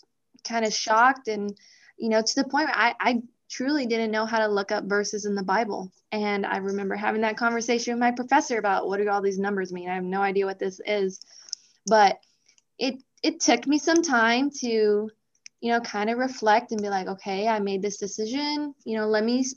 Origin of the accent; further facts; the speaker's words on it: El Paso, Texas, United States; moved away as an adult; also born or lived in Nebraska; I'm from El Paso, Texas. We're called the Sun City